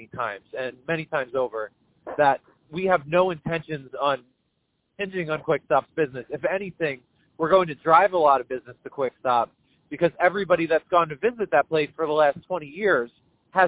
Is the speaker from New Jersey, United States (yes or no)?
yes; Leonardo, New Jersey, United States; I grew up in Leonardo